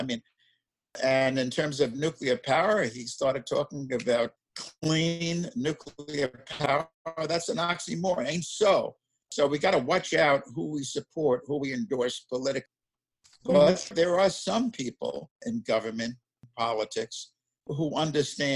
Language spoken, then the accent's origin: English; New York City, New York, United States; as a kid growing up in Brooklyn, New York